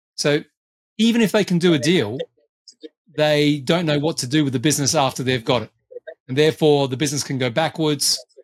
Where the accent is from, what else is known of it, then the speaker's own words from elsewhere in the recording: Australia; as I tend to be as an Australian